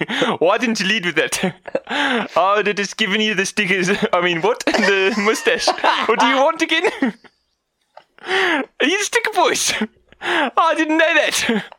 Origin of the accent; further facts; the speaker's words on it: South Africa; No, not a Brummy. Oh, I'm a South African man.